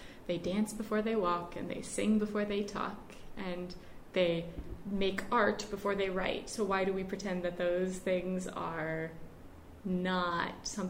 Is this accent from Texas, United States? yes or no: no; Cleveland, Ohio, United States; moved away as an adult; now in Charlottesville, United States; I'm one of five kids growing up in the Cleveland area.